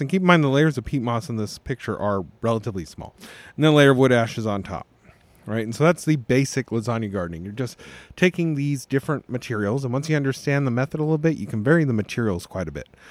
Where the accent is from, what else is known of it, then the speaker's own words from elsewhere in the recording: Las Vegas, Nevada, United States; I also wasn't born in Tennessee, but I was born in Las Vegas.